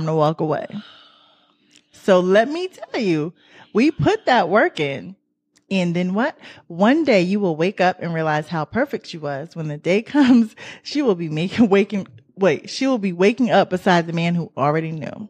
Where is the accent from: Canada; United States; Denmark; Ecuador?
United States; New York; I'm from New York